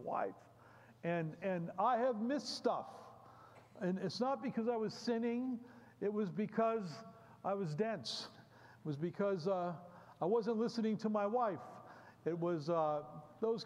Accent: Bethlehem, Pennsylvania, United States; I come from Bethlehem, Pennsylvania

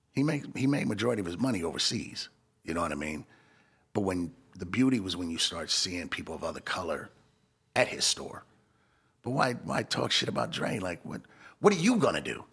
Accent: Los Angeles, California, United States; moved away as an adult; now in Arizona, United States; I'm from sixties. And that's a bl-, black peace stone neighborhood

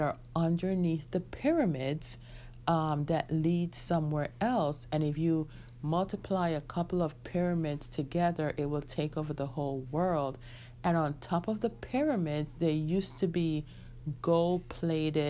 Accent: United States; I was growing up in the United States

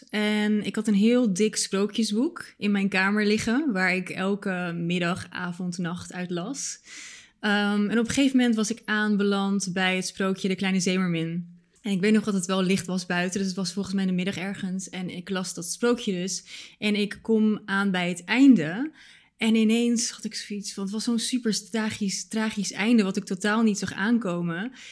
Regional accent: Bulgaria; born there; mijn ouders zijn allebei Bulgaars. En ik ben zelf ook geboren in Bulgarije.

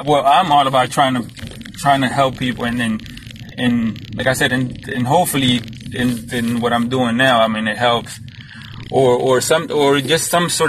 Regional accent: Dominican Republic; I'm Dominican

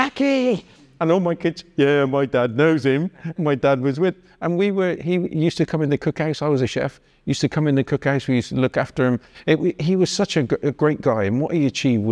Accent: Bristol, South West England, United Kingdom; moved away; also born or lived in Biggleswade; I used to play rugby in Bristol, but I was from St. Paul's. I remember the riots in St. Paul's, which was, and we were just young kids

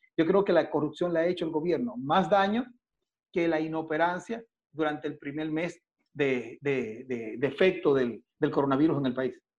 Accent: Dominican Republic; moved away as an adult; now in Ecuador; yo soy dominicano, yo soy de República Dominicana

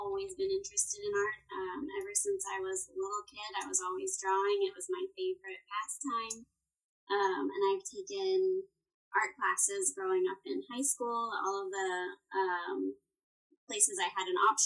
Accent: Texas, United States; I was born and raised in Texas

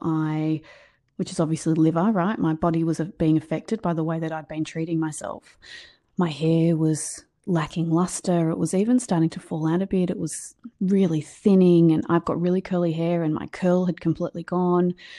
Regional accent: Australia; I'm from Australia, as you can hear. Um, my accent's a little bit different to yours.

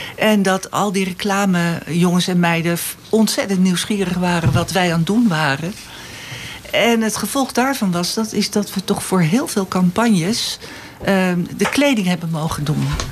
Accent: Alkmaar, North Holland, Netherlands; also born or lived in Nijlo / Amsterdam; now in Eemnes, Netherlands; ik heb eh, op school gezeten in Alkmaar

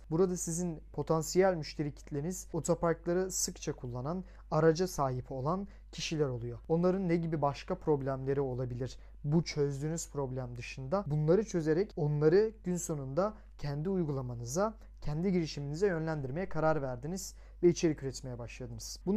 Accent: Samsun, Turkey; Samsunluyum bu arada o yüzden iyi açık söylüyorum.

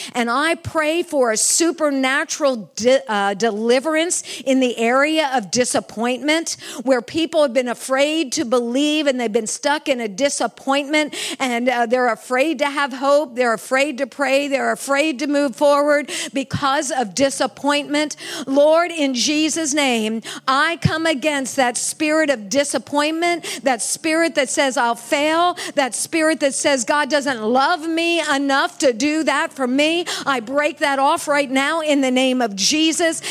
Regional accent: United States; this person from the United States, this little white lady from the United States.

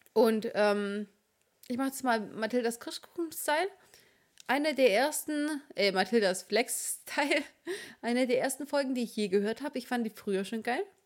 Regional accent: Swabia, Baden-Württemberg, Germany; Ich bin Schwabe

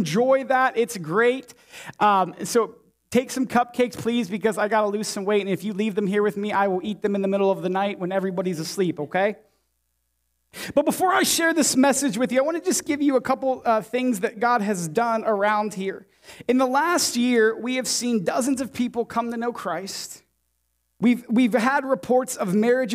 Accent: Warren, Ohio, United States; moved away as an adult; also born or lived in Champion, Ohio / Indianapolis, Indiana; You know, I grew up here. I'm from Warren. I'm a byproduct of this town, this city. I grew up in Champion, graduated class of 05.

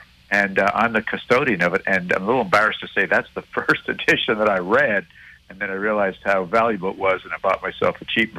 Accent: Montreal, Quebec, Canada; growing up in Montreal

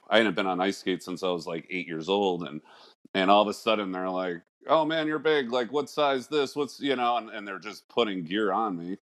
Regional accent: Connecticut, United States; I was born here in Connecticut

